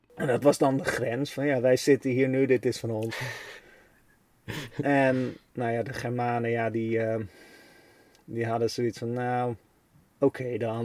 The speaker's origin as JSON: {"language": "Dutch", "country": "Netherlands"}